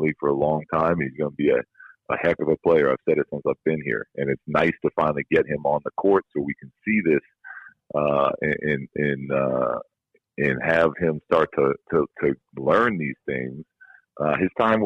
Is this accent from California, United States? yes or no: yes; San Diego, California, United States; now in Sacramento, United States; Growing up in San Diego